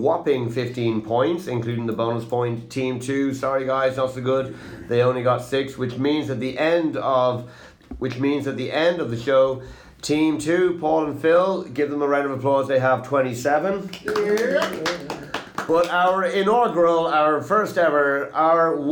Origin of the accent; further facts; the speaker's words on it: Ireland; Because I'm from Ireland